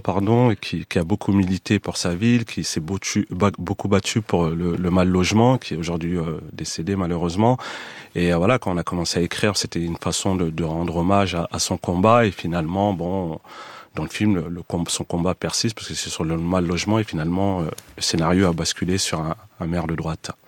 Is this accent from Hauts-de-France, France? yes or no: no; Montfermeil, Île-de-France, France; J'ai grandi à Montfermeil, dans la cité des Bosquets